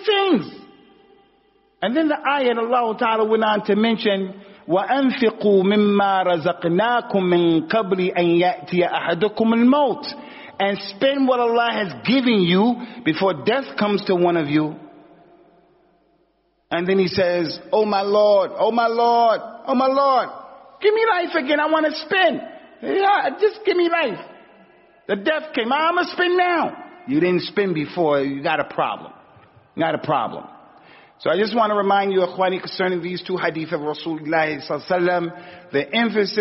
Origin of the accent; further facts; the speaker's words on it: United States; moved away as an adult; also born or lived in Medina; I grew up in America as an athlete